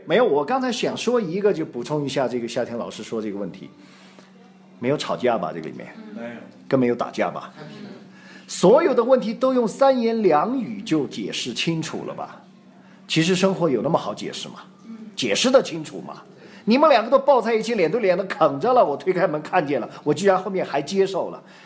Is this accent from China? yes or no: yes; China; 我们都是中国人